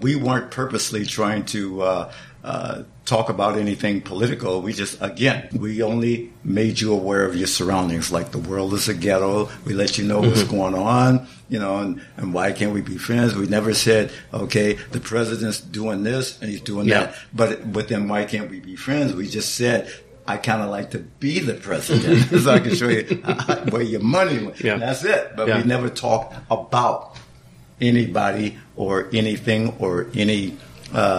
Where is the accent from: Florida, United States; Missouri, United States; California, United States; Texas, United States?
California, United States; Compton; my street in Compton